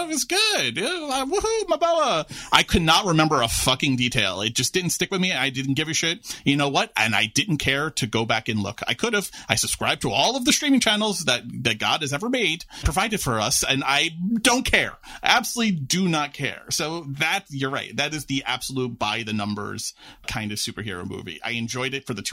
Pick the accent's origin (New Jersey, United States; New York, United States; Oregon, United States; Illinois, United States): New York, United States; New York City; I'm a lifelong New York resident growing up in New York City